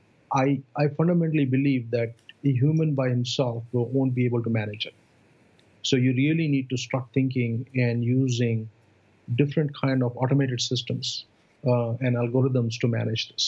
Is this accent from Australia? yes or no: no; India; moved away as an adult; also born or lived in Austin, Texas / Silicon Valley; now in United States; I came from India to go to grad school here